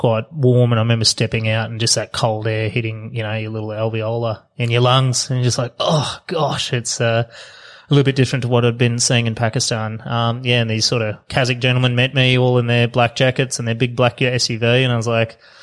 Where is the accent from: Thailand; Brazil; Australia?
Australia; as an Australian